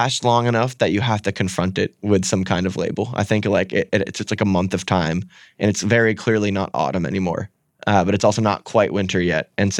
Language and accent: English; Strafford, Vermont, United States; also born or lived in New Hampshire; If I want to go hang out with my friends, I'm driving from Stratford to Aetna, New Hampshire. That's 45 minutes.